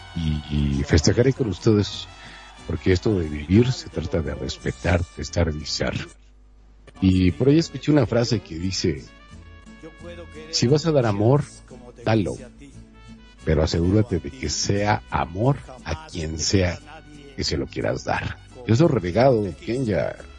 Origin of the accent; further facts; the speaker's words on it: Mexico; como mexicano